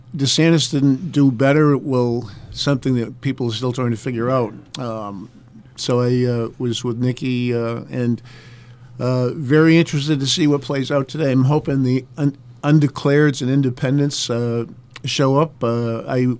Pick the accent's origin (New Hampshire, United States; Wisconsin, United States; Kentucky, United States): New Hampshire, United States; North Country; I'm from the North Country, Coos County.